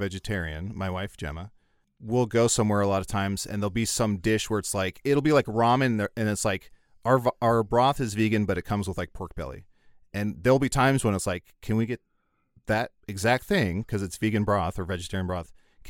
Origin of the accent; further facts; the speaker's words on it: Kewaunee, Wisconsin, United States; I remember in where I grew up in Kewaunee and other places, anytime there was a substitute, and I think this is universal